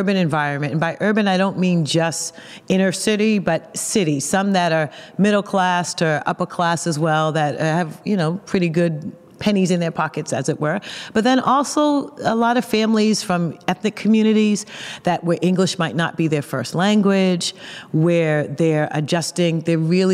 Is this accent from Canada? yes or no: no; Boston, Massachusetts, United States; accent: Boston; I am a native Bostonian